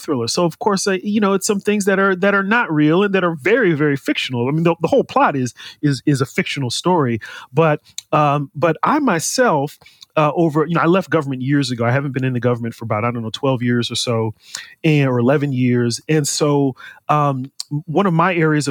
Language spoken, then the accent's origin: English; California, United States; born and raised in the U.S., born and raised in California